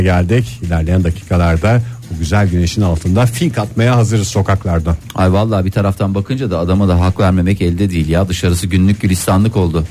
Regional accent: Seydişehir, Konya, Turkey; Ben önce Seydi Şehirliyim, sonra radyocuyum

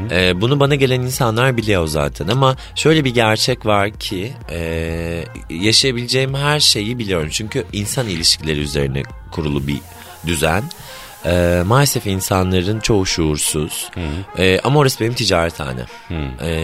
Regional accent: Black Sea Region, Turkey; Bir de ben Karadenizliyim düşün.

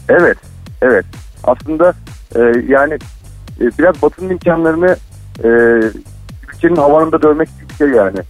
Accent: Ankara, Turkey; now in Istanbul, Turkey; ben normalde Ankaralıyım

